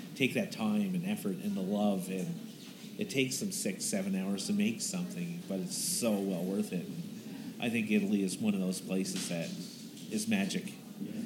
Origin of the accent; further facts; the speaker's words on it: East Coast, Canada; now in Calgary, Canada; I'm originally from the East Coast